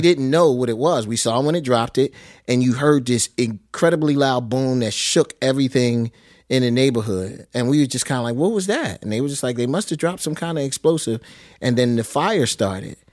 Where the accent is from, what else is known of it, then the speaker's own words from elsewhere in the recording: Philadelphia, Pennsylvania, United States; I was born in West Philadelphia